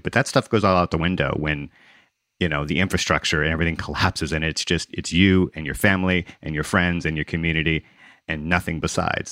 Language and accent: English; Gulf Coast, United States; also born or lived in Mississippi / Louisiana; I grew up on the Gulf Coast in Mississippi and Louisiana, and I was here when Katrina struck